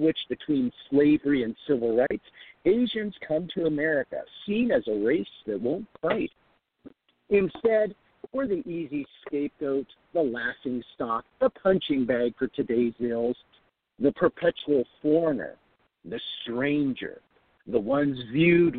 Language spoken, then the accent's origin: English; Seattle, Washington, United States; also born or lived in Hong Kong; I grew up in Hong Kong for a brief time, and then my parents moved us to South Seattle when I was fairly young